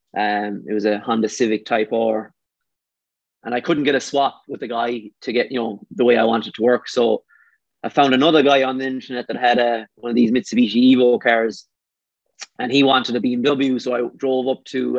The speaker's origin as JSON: {"language": "English", "country": "Ireland", "moved": "as an adult", "lives_now": "Vancouver, Canada", "said": "I'm only from Ireland"}